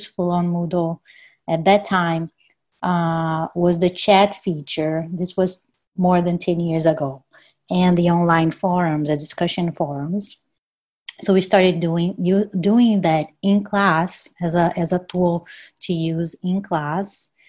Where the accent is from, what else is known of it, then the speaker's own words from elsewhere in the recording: Brazil; English is a second language; moved away as an adult; also born or lived in California; I'm from Brazil